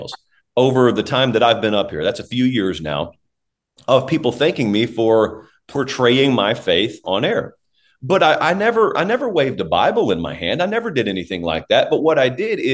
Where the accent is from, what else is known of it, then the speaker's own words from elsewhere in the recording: the South, United States; now in Nashville, United States; people who know you're from the South